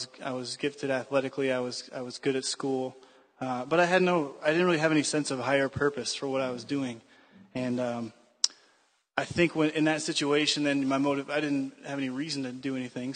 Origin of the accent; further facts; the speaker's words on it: United States; I am American